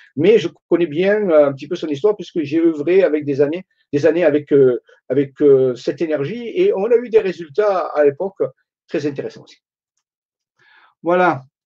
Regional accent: Marseille, Provence-Alpes-Côte d'Azur, France; accent: Marseille; je suis de Marseille

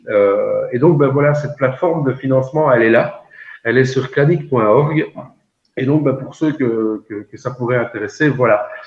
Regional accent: Belgium; chez nous en Belgique

